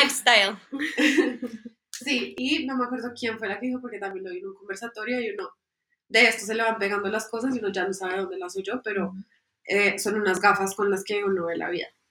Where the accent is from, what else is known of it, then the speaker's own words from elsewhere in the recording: Colombia; nos falta mucho como colombianos